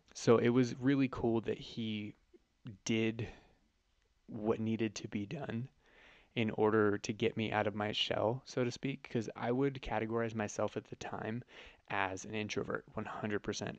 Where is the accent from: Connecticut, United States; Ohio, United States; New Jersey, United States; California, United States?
California, United States; Northern; moved away as an adult; now in San Diego, United States; I was born and raised in Northern California